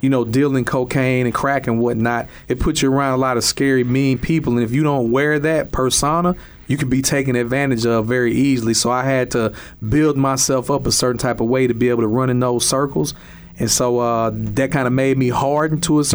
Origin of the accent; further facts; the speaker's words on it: East St. Louis, Illinois, United States; I grew up in East St. Louis, Illinois, in an all-black area